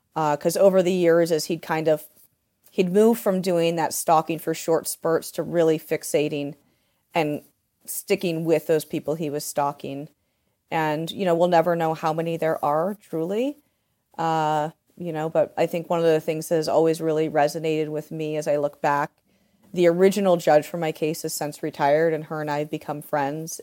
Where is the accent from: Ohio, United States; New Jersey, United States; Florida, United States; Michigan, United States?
Ohio, United States; Delaware; moved away; also born or lived in Port Townsend; I'm from Delaware, Ohio